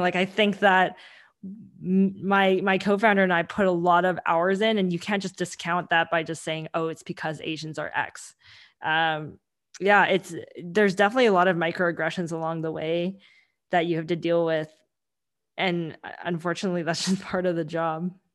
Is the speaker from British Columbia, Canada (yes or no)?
yes; Vancouver, British Columbia, Canada; English is a second language; I grew up in Vancouver and I grew up in Canada